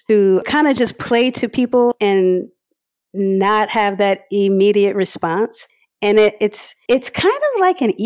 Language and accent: English; Harvey, Louisiana, United States; I grew up in Harvey, and I recently moved from the West Bank, like 4 years ago or so. So yeah, I'm from the area. I'm a hometown girl